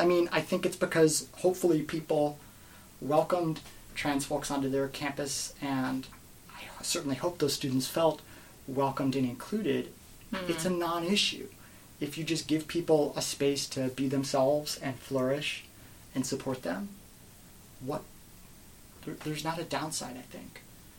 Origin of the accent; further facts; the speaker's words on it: Midwest, United States; And I'm from the Midwest, right?